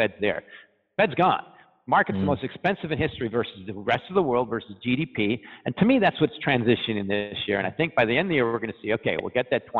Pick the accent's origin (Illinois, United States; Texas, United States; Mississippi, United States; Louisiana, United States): Illinois, United States; Chicago; I'm from Chicago.